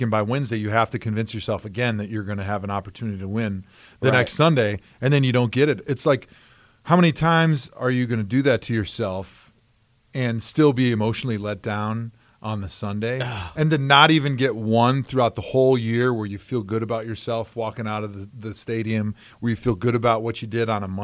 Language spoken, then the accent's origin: English; Brookfield, Wisconsin, United States; Me growing up in suburban Brookfield outside of Milwaukee, going to school down the road in Wisconsin